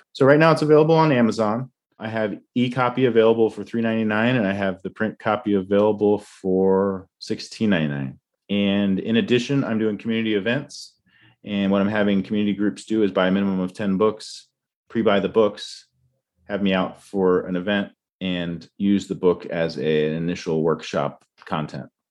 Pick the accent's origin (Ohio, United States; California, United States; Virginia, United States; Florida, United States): Virginia, United States; Tidewater region of; moved away; I grew up in Tidewater region of Virginia